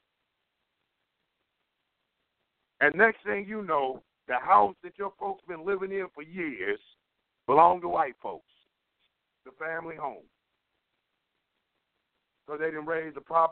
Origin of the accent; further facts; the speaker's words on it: Cleveland, Ohio, United States; moved away; I came from Cleveland.